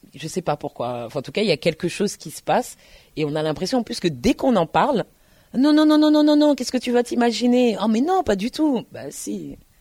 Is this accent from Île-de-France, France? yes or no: yes; Paris, Île-de-France, France; also born or lived in Tours; je suis parisienne